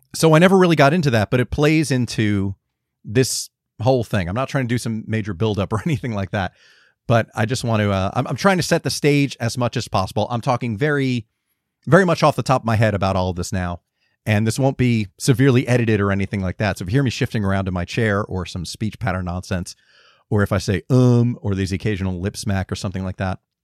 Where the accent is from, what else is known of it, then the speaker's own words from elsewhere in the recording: Georgia, United States; moved away; also born or lived in Los Angeles; me being a, a Georgian